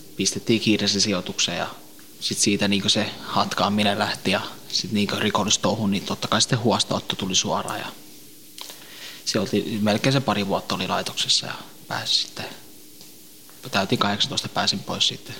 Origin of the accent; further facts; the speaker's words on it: Tampere, Pirkanmaa, Finland; also born or lived in Helsinki; mä oon syntynyt Suomessa